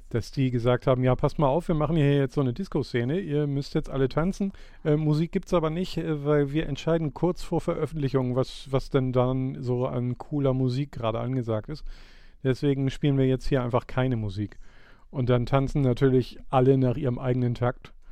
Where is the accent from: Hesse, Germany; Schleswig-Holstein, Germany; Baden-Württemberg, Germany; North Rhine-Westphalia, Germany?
Schleswig-Holstein, Germany; St. Peter-Ording area